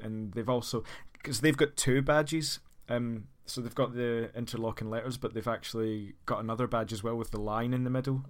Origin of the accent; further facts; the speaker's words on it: Scotland, United Kingdom; as a Scotsman